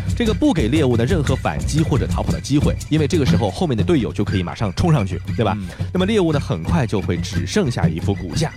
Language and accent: Chinese; China; 我们中国人都说啊，这个你有财也不能露富